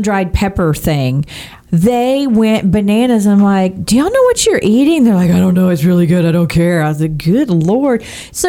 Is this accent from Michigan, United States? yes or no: no; Texas, United States; I am a Texan born and bred.